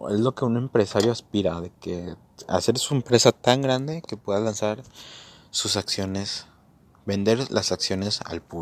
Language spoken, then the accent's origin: Spanish; Mexico; creo que lo voy a hacer en la Bolsa Mexicana de Valores, pues porque yo soy de México, es un terreno conocido